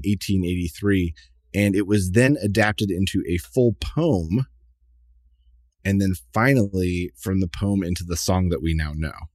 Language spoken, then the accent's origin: English; United States; As an American